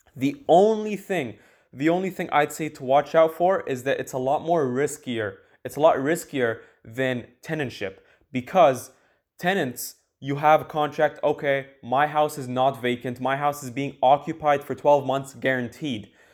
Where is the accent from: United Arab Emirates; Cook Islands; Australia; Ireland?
United Arab Emirates; Dubai; now in Canada; I live in Canada right now, but I'm from Dubai